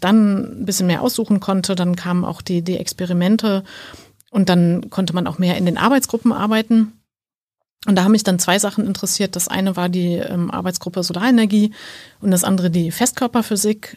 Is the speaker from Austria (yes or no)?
no; Sankt Augustin, North Rhine-Westphalia, Germany; Ich komme äh, aus St. Augustin, das ist ein äh, kleiner Ort in der Nähe von Bonn